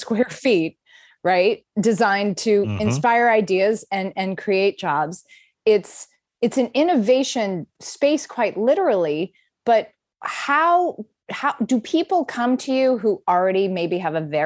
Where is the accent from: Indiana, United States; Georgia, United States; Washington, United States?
Georgia, United States; Atlanta; I grew up in Atlanta in the 80s